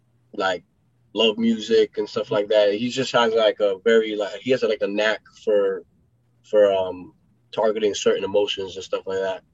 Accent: New York City, New York, United States; moved away; also born or lived in Florida; when I grew up in New York City, Queens, New York.

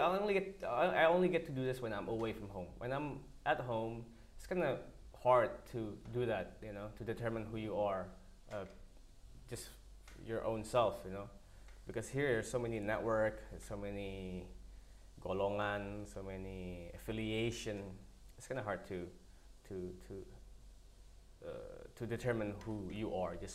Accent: Bali, Indonesia; English is a second language; moved away; also born or lived in Switzerland; It's about my hometown, my home culture

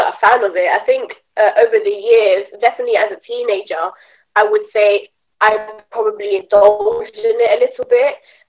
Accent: Colombia; moved away; I'm Colombian

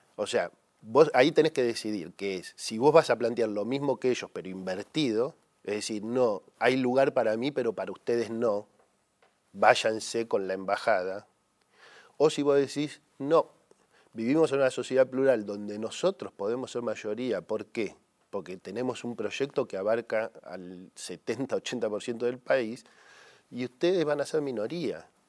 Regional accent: Argentina; como los argentinos ya lo vivimos

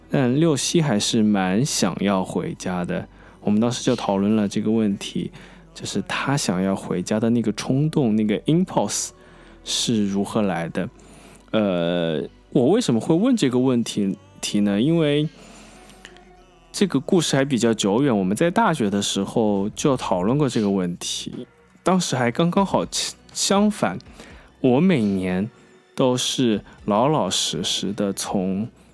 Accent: Wuhan, Hubei, China; moved away; 我们已经知道无法回武汉了嘛

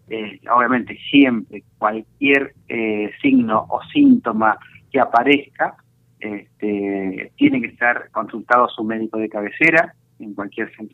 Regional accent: Argentina; nosotros como argentinos tenemos que estar orgullosos de la cantidad de prevención que se hace a través de la vacuna

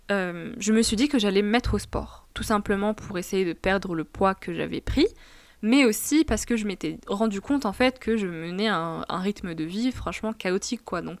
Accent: Tunisia; Il faut savoir que je suis franco-tunisienne et que j'ai grandi en Tunisie.

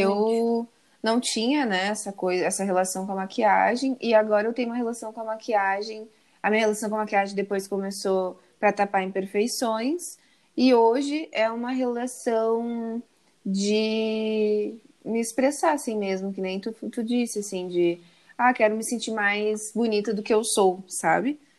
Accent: Porto Alegre, Rio Grande do Sul, Brazil; moved away; Eu, eu sou gaúcha, Porto Alegre também

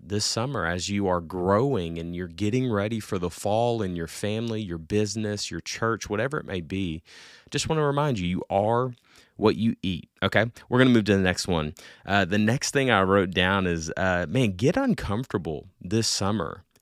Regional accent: Little Rock, Arkansas, United States; I am from Little Rock, Arkansas

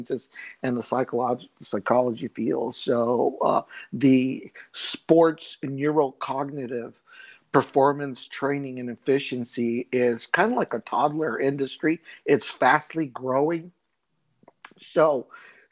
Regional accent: El Paso, Texas, United States; moved away as an adult; I'm originally from El Paso, Texas. I left at an early age to join the Marine Corps

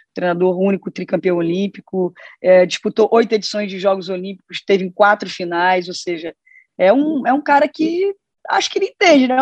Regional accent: Brazil; enquanto brasileira torcedora

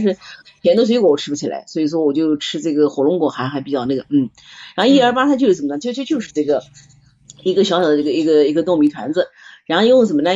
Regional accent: Nanjing, Jiangsu, China; moved away; 我们南京人把那个鸭子吃的

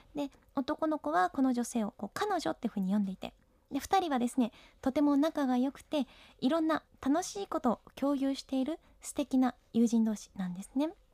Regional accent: Ishikawa, Japan; 私は地元石川県の北陸放送で本を紹介する番組

